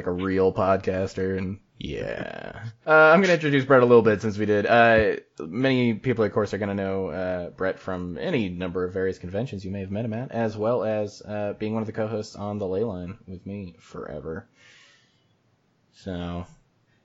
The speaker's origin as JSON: {"language": "English", "region": "Utah", "country": "United States", "said": "I'm from Utah."}